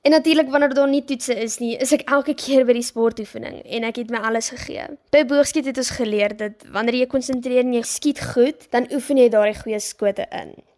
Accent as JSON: {"language": "Afrikaans", "town": "Graaff-Reinet", "region": "Eastern Cape", "country": "South Africa", "also_born_or_lived": "Port Elizabeth", "said": "Ek is oorspronklik van Port Elizabeth af, maar is al van 2010 af van Graafrenet"}